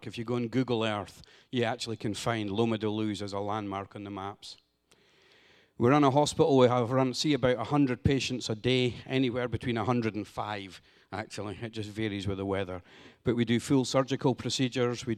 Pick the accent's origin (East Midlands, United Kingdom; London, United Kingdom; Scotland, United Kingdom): Scotland, United Kingdom; now in Honduras; Here I am from Scotland in America